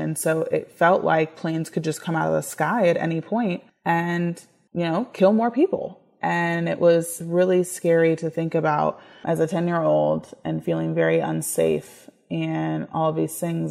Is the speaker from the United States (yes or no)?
yes; United States; I am an American in the sense that I was born here